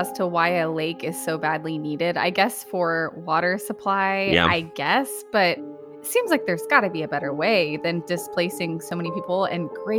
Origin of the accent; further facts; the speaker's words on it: McKinney, Texas, United States; growing up in McKinney, we were on the border of Princeton, and there was a lake called Lake Levan